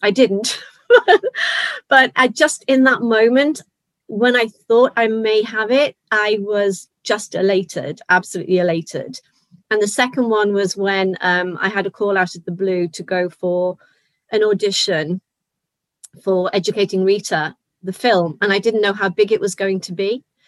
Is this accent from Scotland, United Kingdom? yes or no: no; Liverpool, North West England, United Kingdom; I'm from Liverpool